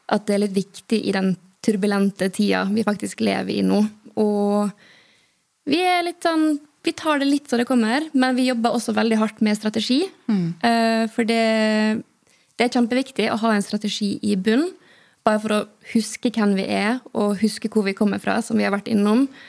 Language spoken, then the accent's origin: Norwegian; Western Norway, Norway; moved away; Jeg kommer fra Vestlandet